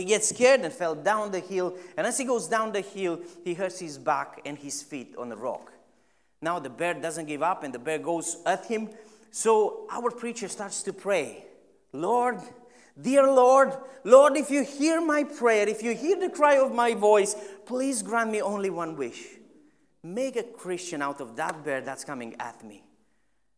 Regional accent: Romania; now in Stirling, United Kingdom; I am originally from Romania.

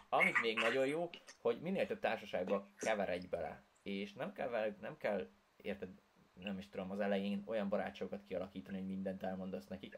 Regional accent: Hungary; first language Hungarian; Én voltam az egyedüli magyar is, tehát, hogy senki nem beszélt az anyanyelvemen kint

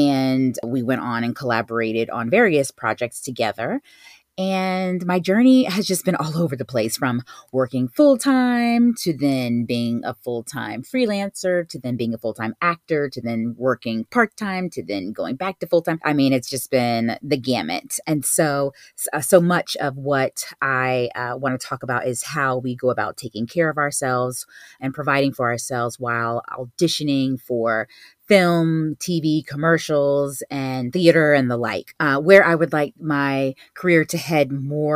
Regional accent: Virginia Beach, Virginia, United States; moved away as an adult; now in New York City, United States; I'm originally from Virginia Beach

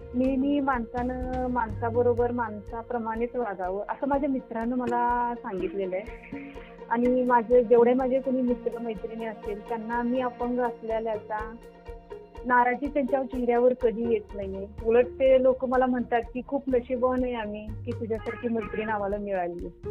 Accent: Dudhgaon, Maharashtra, India; now in Islampur, India; माझं बालपण तसं मिरज तालुक्यामधील दुधगाव माझ्या आजोडीत गेलेलं आहे

